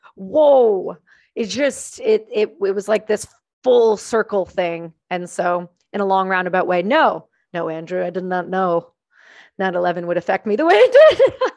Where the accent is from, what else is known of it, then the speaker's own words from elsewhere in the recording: small town near Trenton, Ontario, Canada; I grew up in a really small town about thirty-five minutes from the main air base in Canada, in Trenton, Ontario